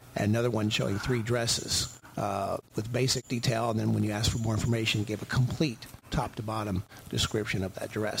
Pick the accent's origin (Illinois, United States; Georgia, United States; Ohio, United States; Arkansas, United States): Illinois, United States; Belleville; now in Owensville, Indiana, United States; I am relocating to my hometown of Belleville, Illinois